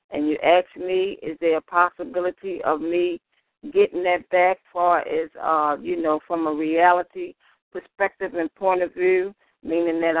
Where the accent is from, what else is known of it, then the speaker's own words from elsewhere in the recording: Baltimore, Maryland, United States; I'm from Baltimore, Maryland.